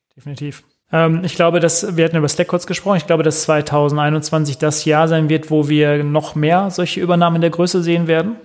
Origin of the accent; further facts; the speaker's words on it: Germany; bei uns in Deutschland